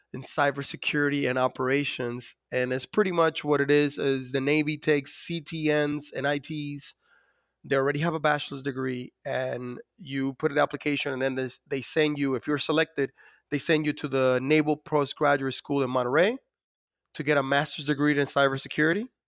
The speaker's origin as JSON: {"language": "English", "country": "Dominican Republic", "tie": "born or raised there", "moved": "yes"}